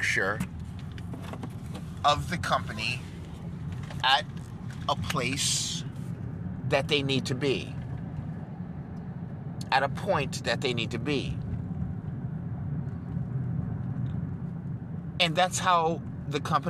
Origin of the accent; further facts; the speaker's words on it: New York, United States; I'm from New York